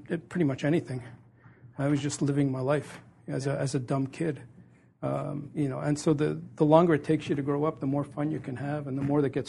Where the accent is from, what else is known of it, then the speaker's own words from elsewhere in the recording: Montreal, Quebec, Canada; I grew up in Montreal, and which was a wonderful place to grow up.